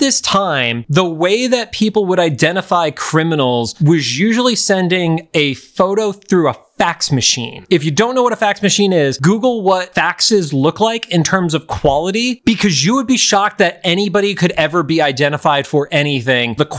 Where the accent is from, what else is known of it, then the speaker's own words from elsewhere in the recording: Northeast, United States; growing up in the Northeast